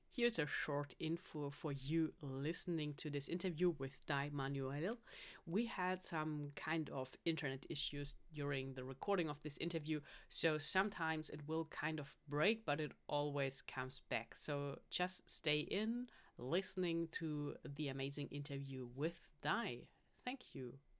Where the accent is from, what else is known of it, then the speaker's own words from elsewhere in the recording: Germany; I'm from Germany